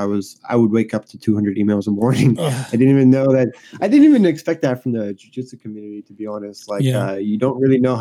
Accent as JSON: {"language": "English", "town": "Montreal", "region": "Quebec", "country": "Canada", "said": "I'm from Montreal, Canada"}